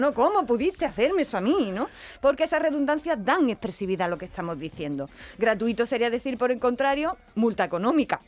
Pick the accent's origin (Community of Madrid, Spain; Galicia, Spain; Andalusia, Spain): Andalusia, Spain; en Andalucía